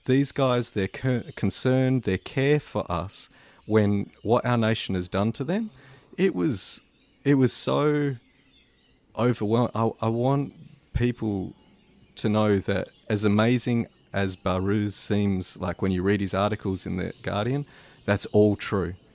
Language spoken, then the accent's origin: English; Perth, Western Australia, Australia; in Perth, in my hometown